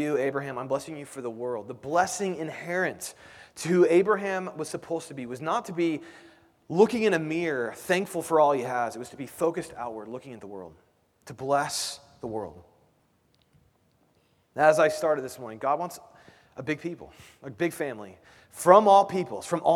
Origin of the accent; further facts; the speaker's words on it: Indianapolis, Indiana, United States; now in Kansas City, United States; I grew up in Indianapolis. I live in Kansas City